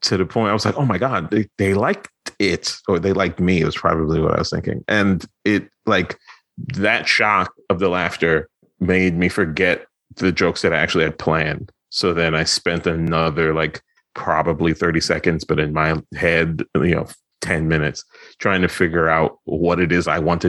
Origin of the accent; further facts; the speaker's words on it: New York, United States; moved away as an adult; also born or lived in Philadelphia; I'm from Brooklyn originally.